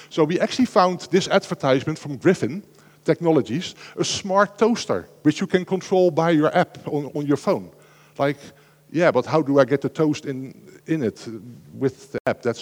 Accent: Netherlands; I'm from the Netherlands living next to Germany, so I can buy one in the Netherlands, and when I drive it into Germany, I'm suddenly an offender.

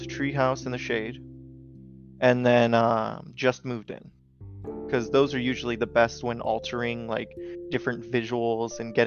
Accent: Washington, United States; I'm from Washington in the United States

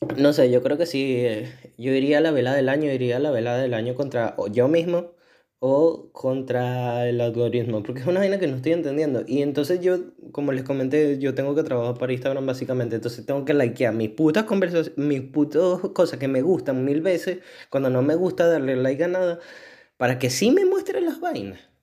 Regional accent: Venezuela; soy venezolano

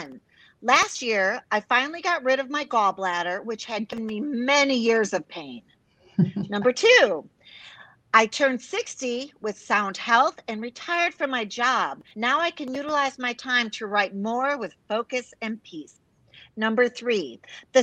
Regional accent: Chicago, Illinois, United States; now in Texas, United States; I live in Texas. I'm proud Texan for, gosh, 30 years, originally from Chicago, big Italian family

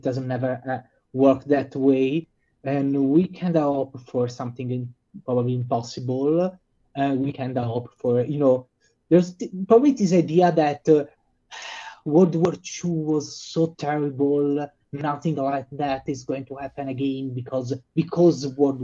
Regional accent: Italy; born or raised there

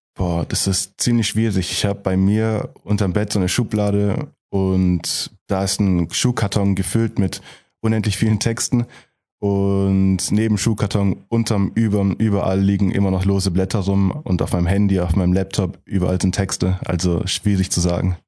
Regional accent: Gemmingen, Baden-Württemberg, Germany; Ich komme aus Gemmingen, ein Dorf, also im Prinzip aus Heilbronn

